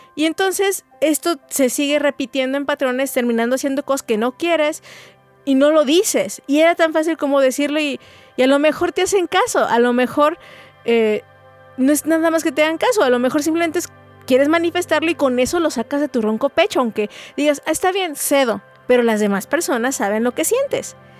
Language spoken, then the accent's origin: Spanish; Mexico; also born or lived in Guadalajara, Jalisco; como buenos mexicanos truncamos mucho eso